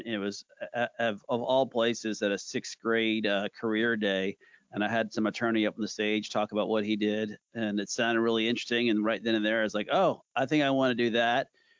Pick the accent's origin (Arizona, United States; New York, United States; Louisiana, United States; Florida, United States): Louisiana, United States; New Orleans; also born or lived in Texas; Although I dipped my toe in Texas at one point going to TCU, being a Horned Frog, I'm from New Orleans. And I went back there for law school